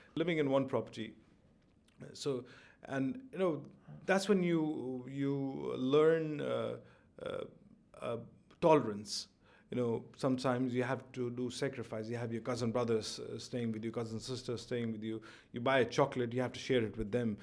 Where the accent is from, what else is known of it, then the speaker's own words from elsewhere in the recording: Jammu and Kashmir, India; also born or lived in Delhi; now in Dubai, United Arab Emirates; I come from Kashmir